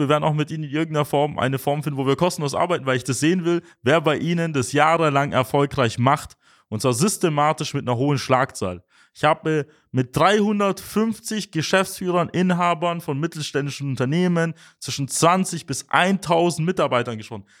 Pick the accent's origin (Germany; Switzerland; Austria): Germany; bei uns in Deutschland